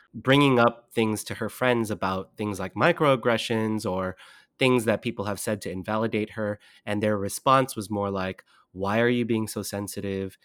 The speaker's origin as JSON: {"language": "English", "region": "Southern California", "country": "United States", "tie": "born or raised there", "said": "I grew up in Southern California"}